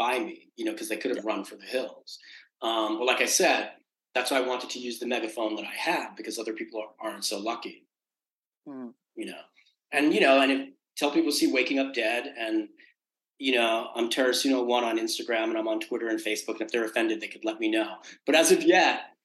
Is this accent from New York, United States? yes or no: yes; New York City, New York, United States; I was born in Queens